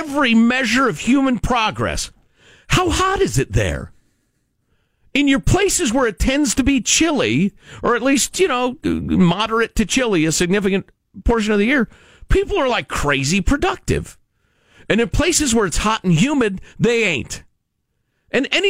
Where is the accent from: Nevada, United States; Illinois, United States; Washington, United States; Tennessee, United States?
Illinois, United States; Chicago; I grew up in Chicagoland where it's very cold in the wintertime